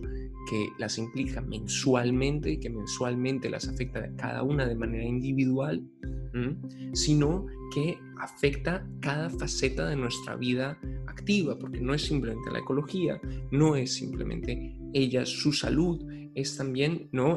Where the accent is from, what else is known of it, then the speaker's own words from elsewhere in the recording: Colombia; como hombres colombianos